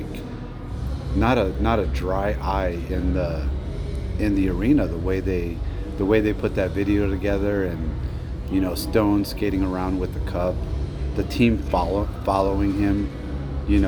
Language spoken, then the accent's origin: English; Phoenix, Arizona, United States; now in Las Vegas, United States; I was born and raised in Phoenix. Been in Vegas 30 years.